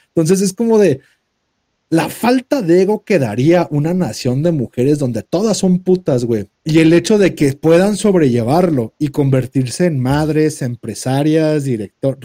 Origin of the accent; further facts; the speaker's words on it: Mexico; Somos mexicanos.